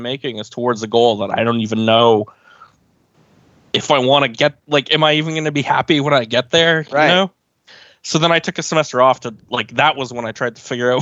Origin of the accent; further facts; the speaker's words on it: Oakville, Ontario, Canada; I'm from Oakville, which is a suburb of Toronto